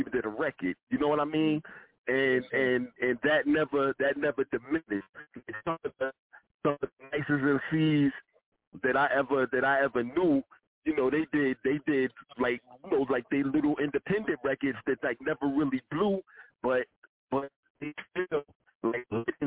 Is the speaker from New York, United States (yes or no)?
yes; New York City, New York, United States; We're from Southside Queens